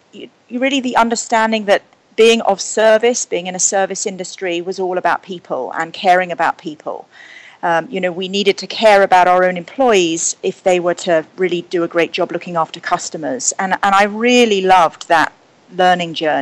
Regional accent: Surrey and Hampshire, South East England, United Kingdom; now in New York, United States; I grew up in Surrey and Hampshire in Britain.

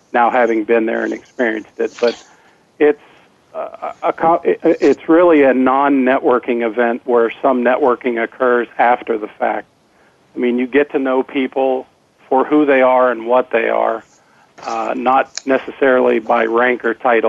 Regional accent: East Coast, United States; moved away as an adult; I grew up on the East Coast like Ken

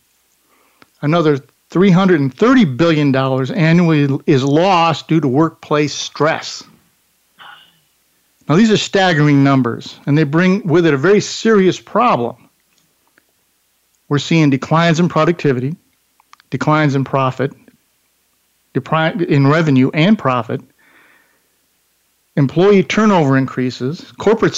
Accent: Dunkirk, New York, United States; Mark and I grew up together in Dunkirk, New York, a little town outside of Buffalo

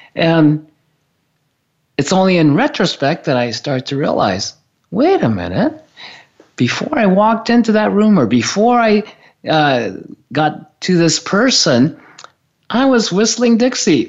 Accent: Japan; I grew up in Japan.

